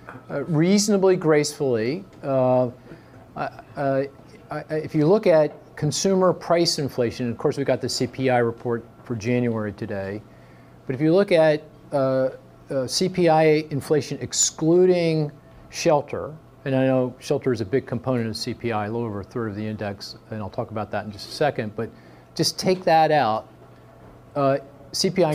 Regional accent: Philadelphia, Pennsylvania, United States; my hometown of Philly

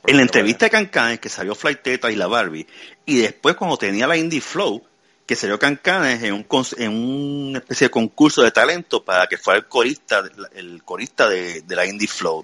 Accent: Puerto Rico; moved away; Yo soy boricua

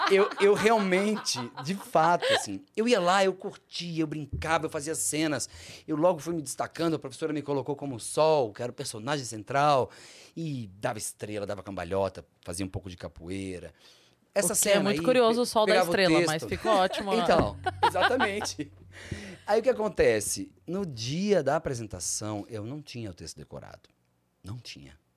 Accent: Barbacena, Minas Gerais, Brazil; also born or lived in Rio de Janeiro, Brazil; Quando eu era criança, pequena, em Barbacena.

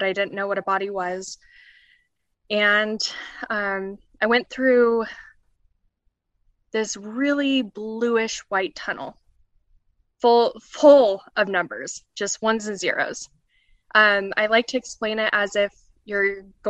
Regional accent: Colorado, United States; I'm from Colorado.

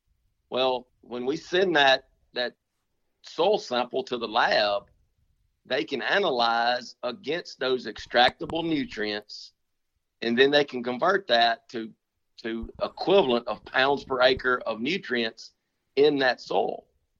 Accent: United States; I remember when I was a kid growing up in Panola County, my number one trick during bow season

